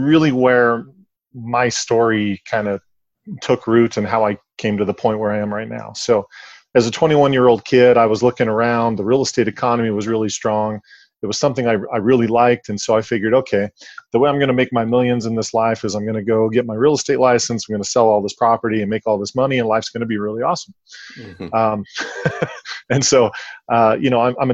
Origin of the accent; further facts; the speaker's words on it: Salt Lake City, Utah, United States; I grew up in Salt Lake City, Utah